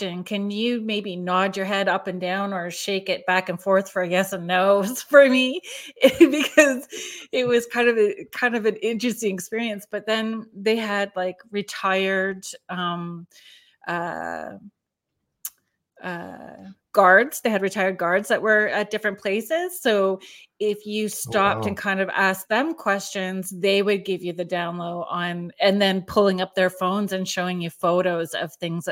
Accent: Sault Ste. Marie, Ontario, Canada; I'm from Sault Ste. Marie.

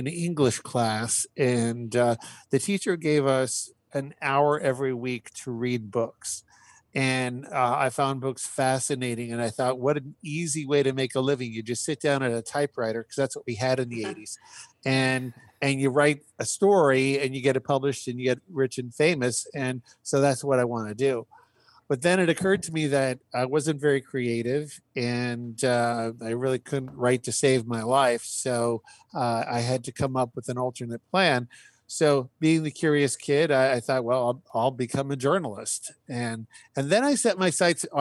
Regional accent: Saskatchewan, Canada; also born or lived in Ave Maria, Florida; now in Northern Virginia, United States; I was born and raised in Saskatchewan, Canada.

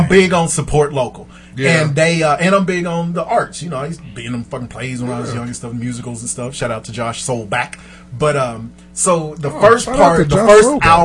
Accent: Wichita, Kansas, United States

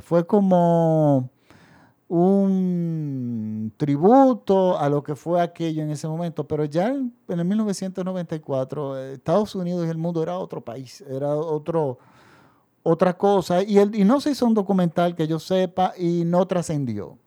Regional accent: Dominican Republic; en mi país

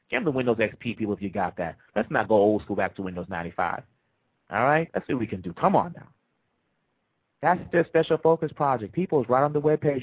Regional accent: Kinshasa, DR Congo; moved away; I'm from the Democratic Republic of the Congo.

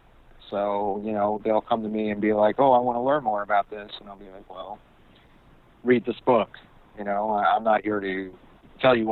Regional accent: New York, United States; now in Los Angeles, United States; I was born in LA, but I grew up in New York most of my life

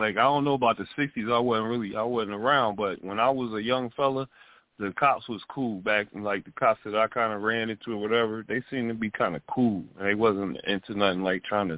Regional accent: Detroit, Michigan, United States; I grew up in Detroit

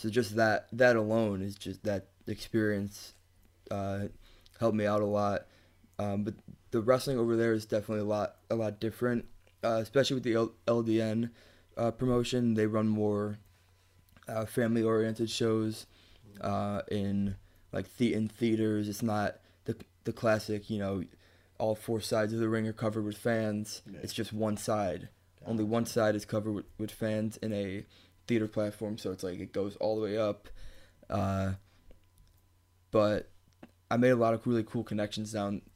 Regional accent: Chicago, Illinois, United States; moved away; I grew up in Chicago. I grew up on the streets of Chicago

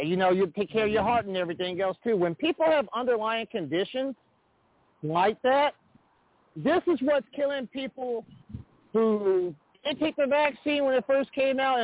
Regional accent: Olathe, Kansas, United States; I'm calling from my hometown here in Olathe, Kansas, outside of Kansas City

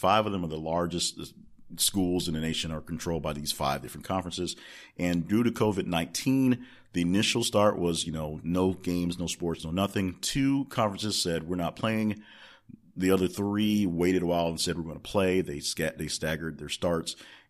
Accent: Alabama, United States; born there; now in Arkansas, United States; because I was born in Alabama, so that's something I look forward

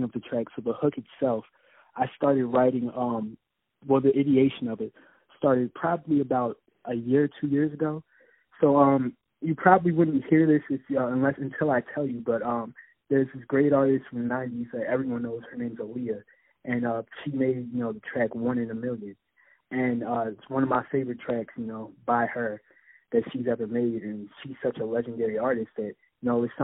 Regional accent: Philadelphia, Pennsylvania, United States; I'm from Philadelphia, born and raised

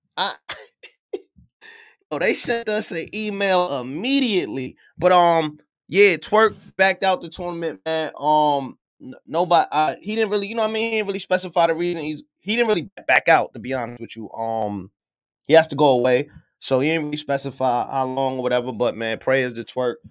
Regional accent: New York City, New York, United States; I'm from Brooklyn

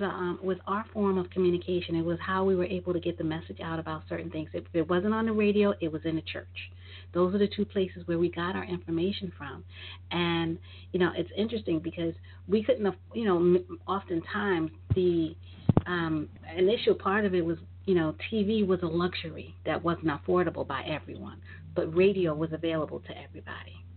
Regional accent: New York, United States; when I was growing up in New York

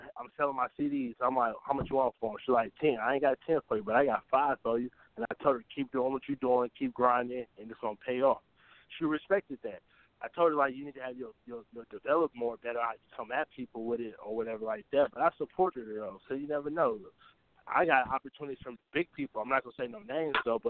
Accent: Oakland, California, United States; I'm from East Oakland, California

